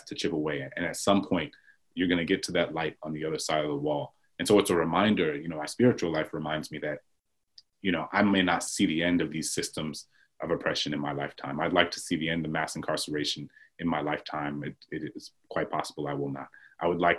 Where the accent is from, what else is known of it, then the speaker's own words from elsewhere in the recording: New Orleans, Louisiana, United States; I grew up Catholic in New Orleans